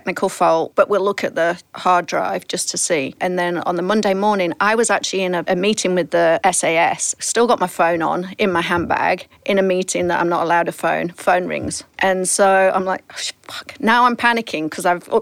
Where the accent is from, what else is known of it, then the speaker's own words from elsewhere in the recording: England, United Kingdom; now in United States; being English